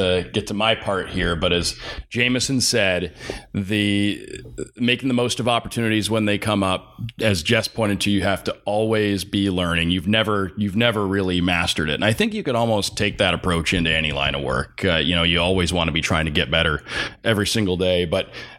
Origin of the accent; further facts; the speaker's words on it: Detroit, Michigan, United States; moved away as an adult; also born or lived in Chicago; growing up in the Detroit area